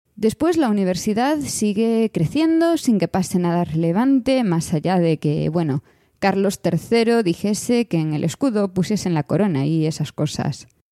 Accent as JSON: {"language": "Spanish", "region": "Galicia", "country": "Spain", "tie": "born or raised there", "moved": "as an adult", "said": "soy soy gallega, he nacido aquí, he estudiado aquí toda mi vida"}